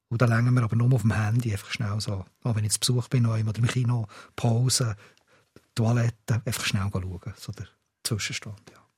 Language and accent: German; Steffisburg, Bern, Switzerland; also born or lived in Thun; Ich bin in Steffisburg aufgewachsen, in Thun auf die Welt gekommen